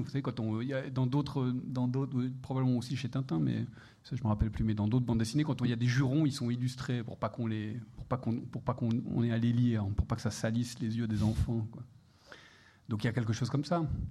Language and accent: French; Geneva, Switzerland; je suis suisse, euh, je viens de Genève.